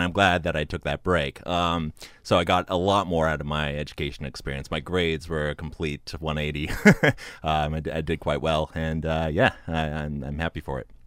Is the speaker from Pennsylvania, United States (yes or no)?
no; Santa Cruz, California, United States; I was born and raised in Santa Cruz, uh, about forty-five minutes north of Laguna Seca.